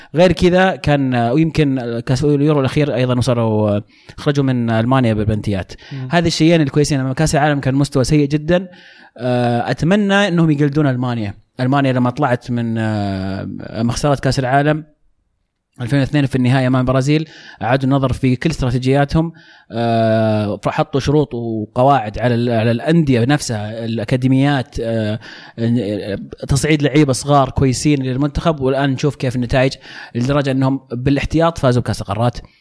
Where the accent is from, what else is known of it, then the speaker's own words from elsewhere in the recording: Saudi Arabia; أنا سعودي